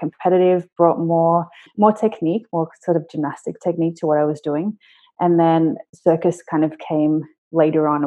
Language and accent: English; Sydney, New South Wales, Australia; I grew up in Sydney